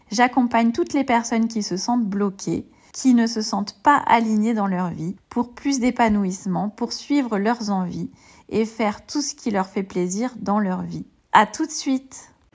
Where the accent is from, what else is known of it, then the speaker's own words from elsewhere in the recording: southern France, France; accent: southern; j'ai un accent du sud